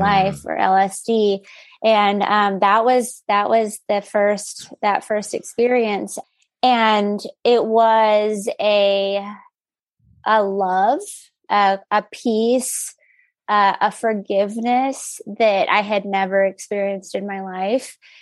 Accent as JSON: {"language": "English", "town": "El Paso", "region": "Texas", "country": "United States", "tie": "born or raised there", "said": "I grew up in El Paso"}